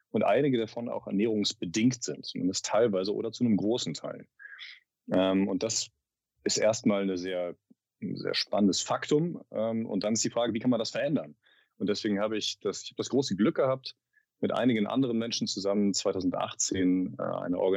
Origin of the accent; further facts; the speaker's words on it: North Rhine-Westphalia, Germany; also ich komme aus dem, aus dem Rheinland, aus der Nähe von Bonn, aus einem kleinen Dorf.